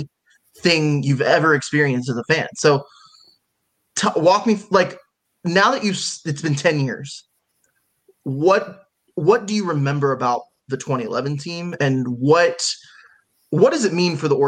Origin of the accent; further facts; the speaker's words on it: Texas, United States; now in Florida, United States; So, like, I'm a Texan, right? I'm from Texas, but I've lived in Florida the last 5 years of my life.